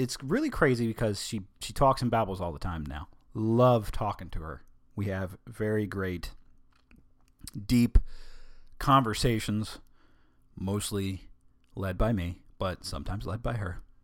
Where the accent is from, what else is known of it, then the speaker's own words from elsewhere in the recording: United States; I'm American